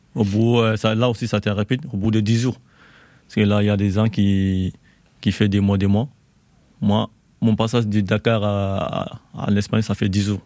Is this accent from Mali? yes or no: yes; Mali; moved away as an adult; also born or lived in Côte d'Ivoire; now in France; Je suis malien